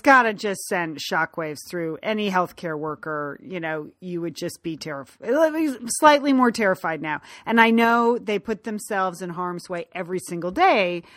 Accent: United States; moved away as an adult; now in Los Angeles, United States; we grew up right outside of New York

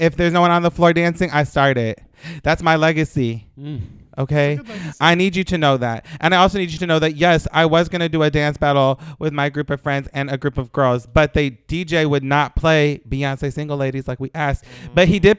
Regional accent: Los Angeles, California, United States; because I'm from North Hollywood.

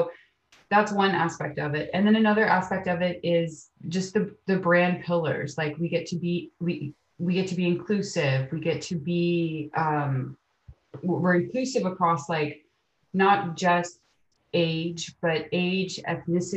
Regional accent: Amelia Island, Florida, United States; also born or lived in New York / San Clemente, California; I was born and raised in Amelia Island, Florida

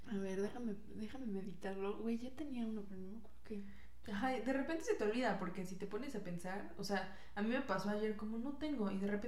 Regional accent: Puebla, Mexico; y yo soy poblana, güey.

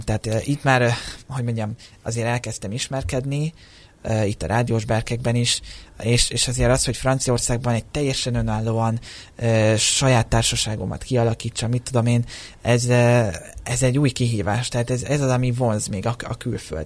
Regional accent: Hungary; én most már 23 éve születésem óta Magyarországon élek, tehát a, a társ, a szó, itt szocializálódtam

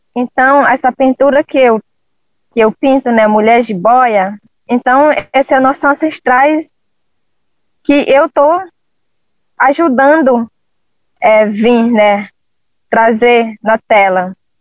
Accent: Jordão River, Acre, Brazil; sou do povo Runicuim, é, da aldeia Chico Curumi, fica no Rio Jordão, né, estado do Acre

